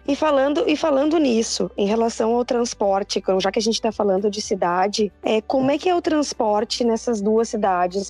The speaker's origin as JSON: {"language": "Portuguese", "town": "Porto Alegre", "region": "Rio Grande do Sul", "country": "Brazil", "moved": "as an adult", "lives_now": "Sydney, Australia", "said": "eu venho de Porto Alegre"}